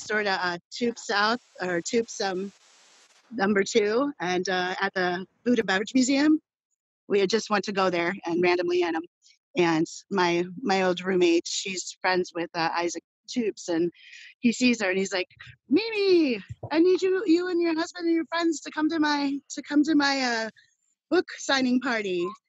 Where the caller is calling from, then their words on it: Iowa, United States; Right outside of Iowa City, about 20 miles west towards Des Moines.